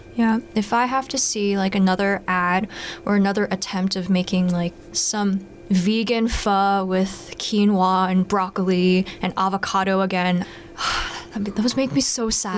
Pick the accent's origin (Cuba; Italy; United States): United States; Bay Area, California; growing up in the Bay Area where there were a lot of other Korean Americans around me